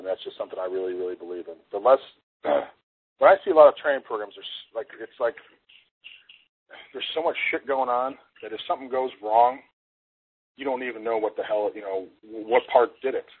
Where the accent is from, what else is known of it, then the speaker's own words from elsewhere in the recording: Illinois, United States; moved away; also born or lived in Arizona; my parents and I grew up in Illinois